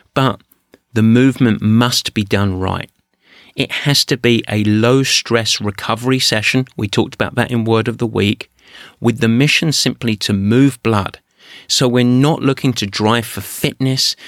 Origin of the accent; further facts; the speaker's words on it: England, United Kingdom; I'm English.